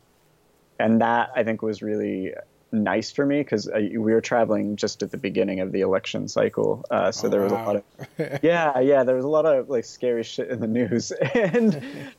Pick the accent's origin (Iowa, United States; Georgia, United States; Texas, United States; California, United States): California, United States; San Francisco; moved away as an adult; now in New York, United States; I grew up in San Francisco